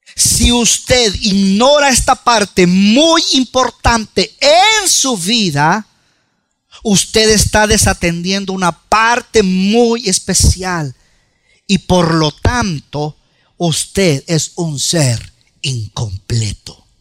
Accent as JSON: {"language": "Spanish", "country": "El Salvador", "said": "nosotros como buen salvadoreño"}